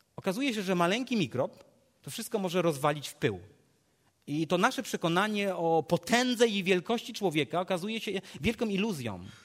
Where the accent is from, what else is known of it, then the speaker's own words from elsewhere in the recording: Legnica, Lower Silesian Voivodeship, Poland; z Legnicy, skąd pochodzę